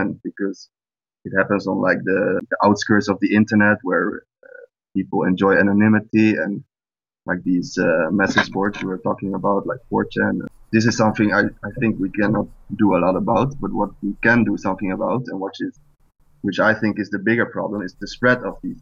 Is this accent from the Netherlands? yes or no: yes; Netherlands; I'm from the Netherlands